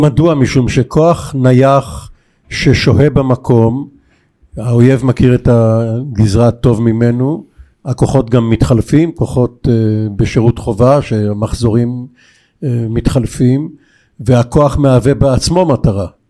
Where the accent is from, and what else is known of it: Bat Yam, Tel Aviv District, Israel; born or raised there